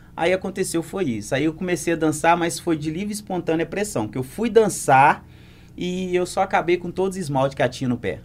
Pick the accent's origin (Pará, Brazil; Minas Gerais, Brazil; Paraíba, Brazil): Minas Gerais, Brazil; Muriaé; Eu sou cria de Santa Terezinha com Marambaia